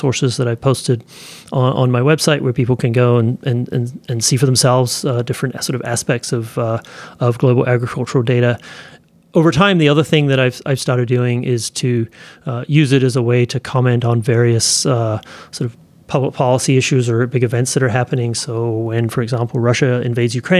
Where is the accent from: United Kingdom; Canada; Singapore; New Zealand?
New Zealand; now in United States; When I was a kid growing up in New Zealand